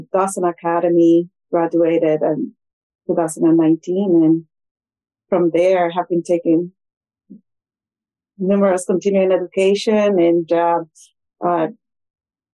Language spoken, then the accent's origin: English; Puerto Rico; moved away as an adult; also born or lived in Iowa / Virginia; now in Mason City, United States; I'm originally from Puerto Rico, so that's where I did my undergrad.